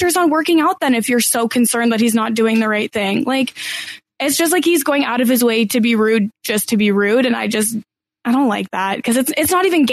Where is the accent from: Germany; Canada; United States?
Canada; I'm Canadian